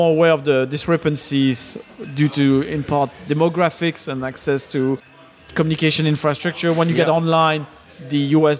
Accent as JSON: {"language": "English", "region": "London", "country": "United Kingdom", "said": "I'm a Londoner."}